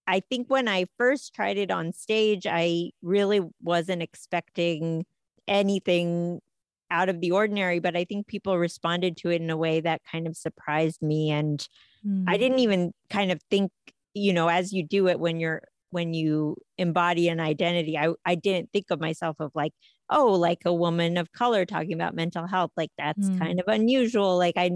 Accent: United States; Yeah, I think I thought of myself as more American, but I think I also thought of the two lives.

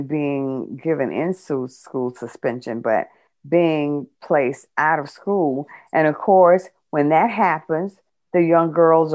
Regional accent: United States; we as African American women

